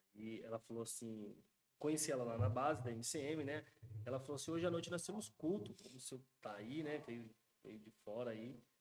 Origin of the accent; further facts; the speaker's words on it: Brazil; nós que somos brasileiros